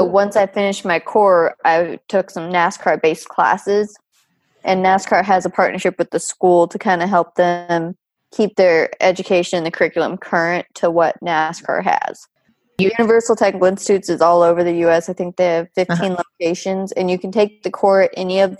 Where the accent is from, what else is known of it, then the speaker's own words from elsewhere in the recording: United States; moved away as an adult; where I grew up in Tahoe